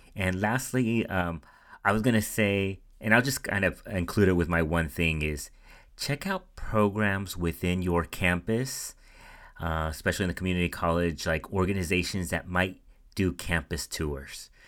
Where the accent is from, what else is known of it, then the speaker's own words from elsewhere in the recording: Central Valley, California, United States; moved away as an adult; also born or lived in Santa Barbara; I was coming from the Central Valley where we had a diverse uh, population